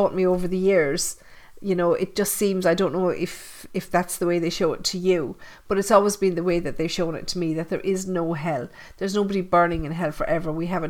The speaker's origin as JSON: {"language": "English", "country": "Ireland", "tie": "born or raised there", "said": "I grew up in Catholic Ireland, you know, 13 years in convent school with the nuns."}